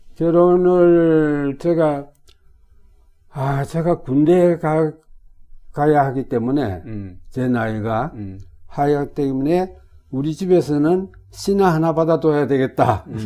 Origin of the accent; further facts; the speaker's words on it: Sangju, North Gyeongsang, South Korea; moved away; also born or lived in Jinyeong, South Gyeongsang / Tokyo, Japan; 제가 상주 사람이에요.